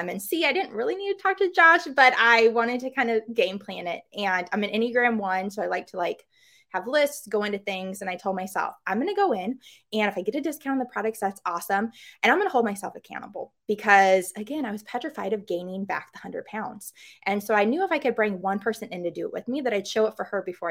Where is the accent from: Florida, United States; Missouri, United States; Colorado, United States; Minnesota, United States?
Missouri, United States; I'm from Missouri